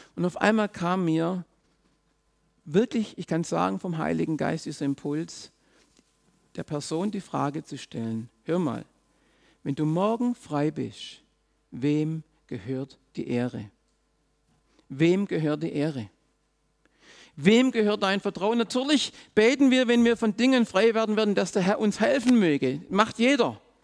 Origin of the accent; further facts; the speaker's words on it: Swabia, Germany; auch ich bin im Schwabenland aufgewachsen